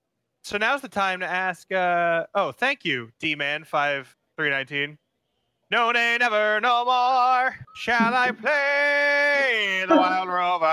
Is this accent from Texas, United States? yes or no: no; Connecticut, United States; I'm actually from Connecticut